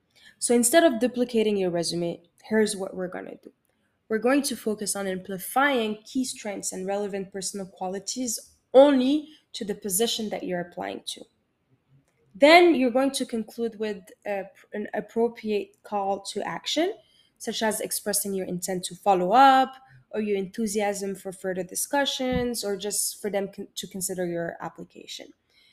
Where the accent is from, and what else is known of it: Morocco; English is a second language; moved away